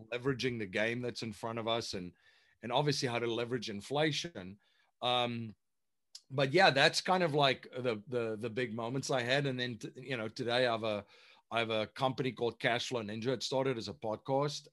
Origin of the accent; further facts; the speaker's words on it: South Africa; moved away as an adult; now in United States; I'm originally from South Africa. So um, I came to the United States in the, uh, well, 2001